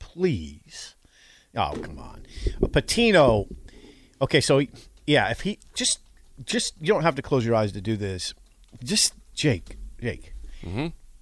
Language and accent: English; New York, United States; I'm a New Yorker. I want to end my career in New York.